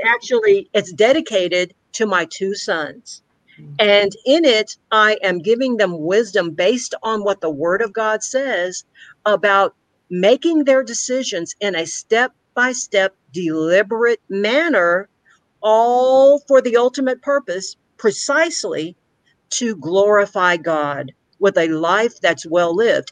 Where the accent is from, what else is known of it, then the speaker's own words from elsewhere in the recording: Victoria, Texas, United States; I grew up here in Victoria, Texas